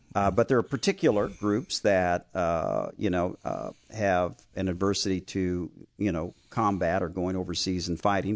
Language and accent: English; Iowa, United States; moved away as an adult; also born or lived in Oklahoma; I was born and raised in Iowa